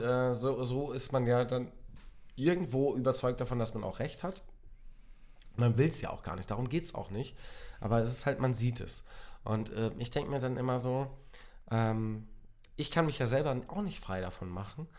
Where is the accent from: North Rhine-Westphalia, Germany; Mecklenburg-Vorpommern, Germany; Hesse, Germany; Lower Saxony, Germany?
Lower Saxony, Germany; near Otterndorf; ich komme aus der Nähe, also ich bin geboren in der Nähe von Otterndorf.